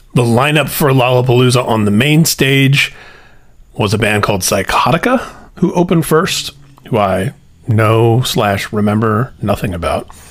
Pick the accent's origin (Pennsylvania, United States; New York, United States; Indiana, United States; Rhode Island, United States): Indiana, United States; Indianapolis; Their first show in my hometown